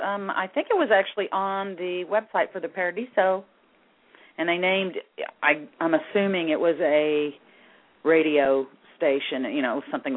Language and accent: English; the South, United States; Well, I'm from the South